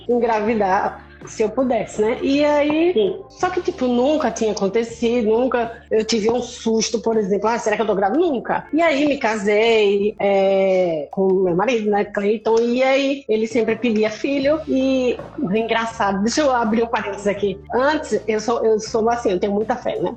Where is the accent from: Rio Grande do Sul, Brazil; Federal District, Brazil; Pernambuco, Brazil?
Pernambuco, Brazil; Recife; moved away as an adult; now in Porto Alegre, Brazil; Sou de Recife